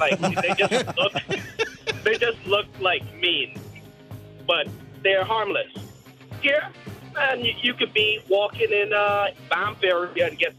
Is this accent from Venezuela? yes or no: no; Bahamas; moved away as an adult; now in Calgary, Canada; I'm from the Bahamas, so I'm just like Fuzzy.